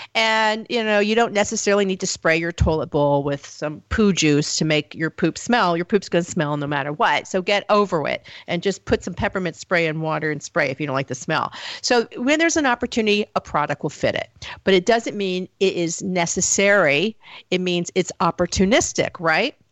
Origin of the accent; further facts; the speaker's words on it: the South, United States; I come from the South